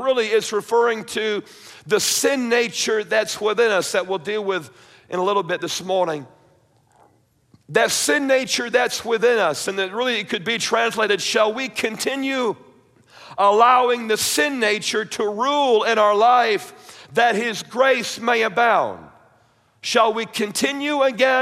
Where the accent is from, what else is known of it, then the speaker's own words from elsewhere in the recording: New York, United States; growing up in the church, and I was raised in Baptist, somewhat conservative, independent Baptist up in New York